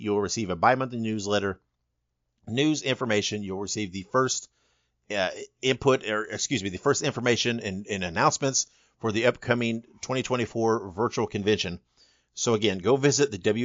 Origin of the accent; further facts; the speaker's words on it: Indiana, United States; moved away; I'm from Indiana originally.